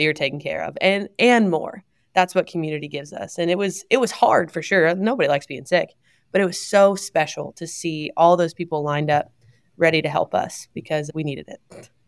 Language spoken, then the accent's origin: English; Ohio, United States; moved away; I'm from Ohio, our families are really far away